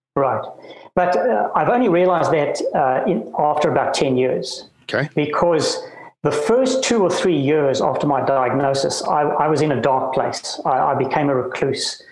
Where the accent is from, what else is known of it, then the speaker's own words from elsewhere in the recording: Cape Town, Western Cape, South Africa; moved away as an adult; also born or lived in Bloemfontein / Johannesburg / New Zealand / Ontario, Canada; I was born in Bloemfontein, of all places, and grew up in Cape Town